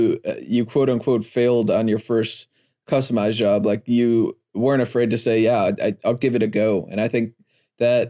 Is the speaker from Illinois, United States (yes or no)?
yes; Chicago, Illinois, United States; I'm originally from Chicago and the small part outside of downtown called Humboldt Park.